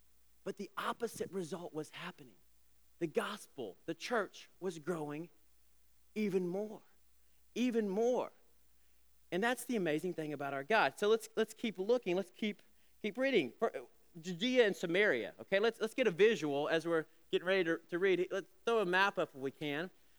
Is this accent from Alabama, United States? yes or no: yes; Alabama, United States; I'm just old enough to remember when I was a kid growing up in Alabama, I remember the whispers, even the stares, when an interracial couple would come into a restaurant.